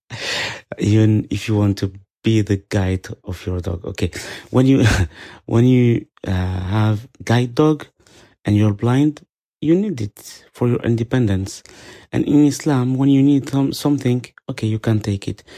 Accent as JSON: {"language": "English", "country": "France", "second_language": "English", "said": "I'm Muslim and I am from France"}